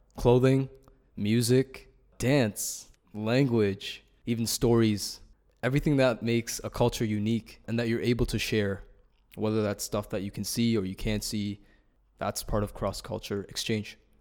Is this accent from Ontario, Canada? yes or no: yes; Toronto, Ontario, Canada; I'm from Toronto, uh, from Ryerson University